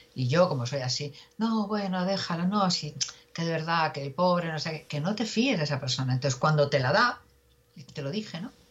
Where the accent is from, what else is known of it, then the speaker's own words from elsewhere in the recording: Galicia, Spain; somos gallegos